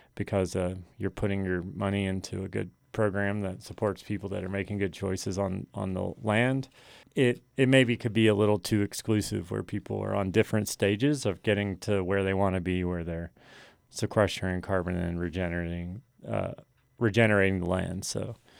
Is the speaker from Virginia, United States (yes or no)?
yes; New River, Virginia, United States; moved away as an adult; we grew up on the New River